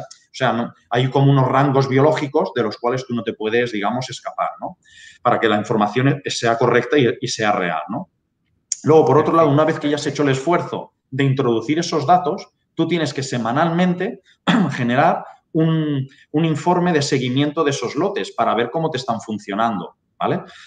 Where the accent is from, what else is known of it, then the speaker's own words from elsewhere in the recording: Barcelona, Catalonia, Spain; now in Lleida, Spain; nací en Barcelona, eh, mi familia es de un pueblecito de Cuenca y desde pequeño pues siempre he vivido la agricultura y la ganadería